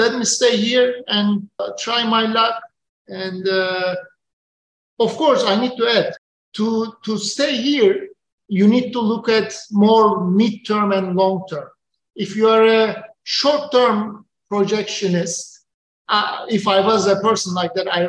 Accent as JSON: {"language": "English", "country": "Turkey", "moved": "as an adult", "lives_now": "Tanzania", "said": "back in my country, back in my home country."}